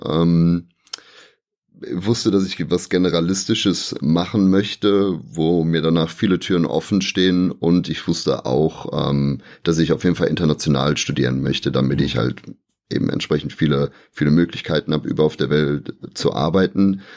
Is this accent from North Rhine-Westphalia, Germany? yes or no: yes; Aachen, North Rhine-Westphalia, Germany; wir sind ja direkt an der Grenze zu Belgien und zu den Niederlanden. Deswegen, ich bin so groß geworden